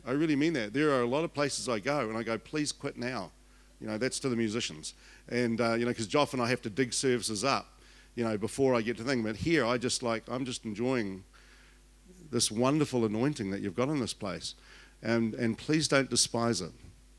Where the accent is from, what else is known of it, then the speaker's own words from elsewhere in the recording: Invercargill, Southland, New Zealand; Born and bred in Invercargill, had elocution lessons so I could leave, and otherwise you wouldn't understand me at all.